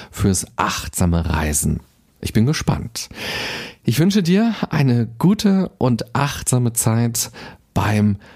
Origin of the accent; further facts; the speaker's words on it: Berlin, Germany; Aber so geht es selbst mir als Berliner. Ich habe auch noch nicht alles gesehen.